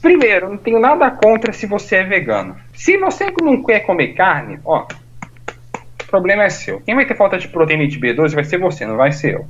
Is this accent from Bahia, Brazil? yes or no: no; São Paulo, Brazil; me sinto tão orgulhoso de ser paulista agora